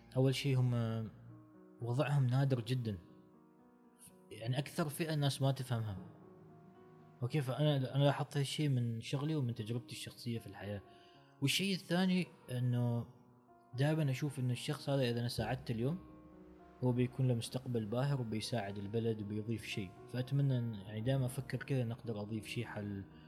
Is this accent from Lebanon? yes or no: no; Oman; نحن عندنا في عمان بالتحديد